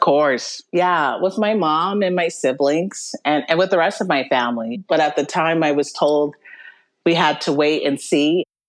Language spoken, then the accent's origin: English; Western Washington, United States; I grew up in Western Washington, and that's where I went into foster care